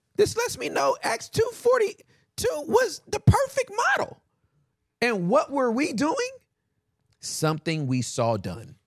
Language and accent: English; United States; we're American